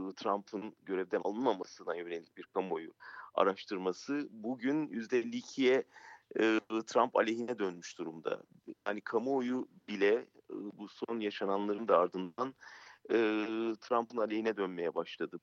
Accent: Turkey; biz Türkiye'den

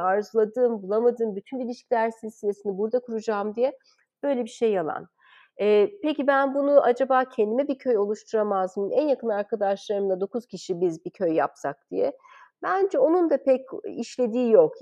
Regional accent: Istanbul, Turkey; moved away as an adult; o zamanki İstanbul'da büyümüş biri olarak zaten ben İstanbul'da yabancıydım.

